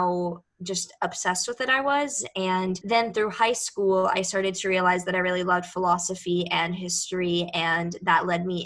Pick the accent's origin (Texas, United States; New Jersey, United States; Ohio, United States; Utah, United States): Texas, United States; Houston; moved away as an adult; now in New York City, United States; I was born and raised in Houston